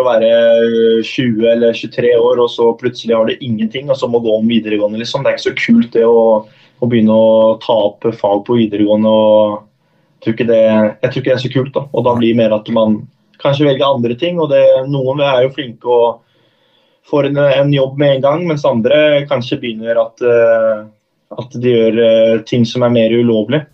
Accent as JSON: {"language": "Norwegian", "region": "Oslo", "country": "Norway", "moved": "as an adult", "lives_now": "Norrköping, Sweden", "said": "da jeg var hjemme i Oslo og, og møtte mor og far"}